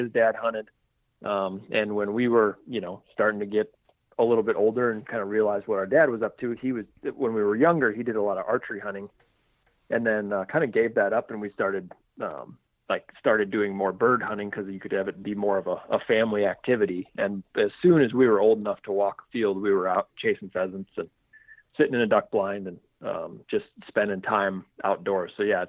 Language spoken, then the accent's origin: English; Sioux Falls, South Dakota, United States; So I was born originally in Aberdeen, South Dakota. And then I was super young, and we actually moved to Sioux Falls. So I grew up in Sioux Falls, South Dakota, the very southeast corner.